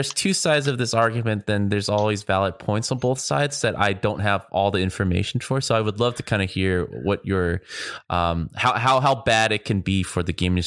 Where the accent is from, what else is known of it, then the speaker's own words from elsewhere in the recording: California, United States; I've been born and raised in California.